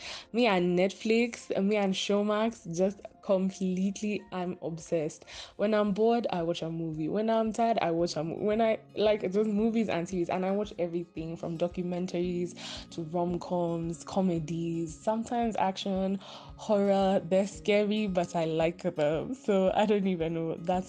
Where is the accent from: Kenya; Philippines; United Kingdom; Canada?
Kenya; I'm a hotel and restaurant management major in USIU and I'm Kenyan.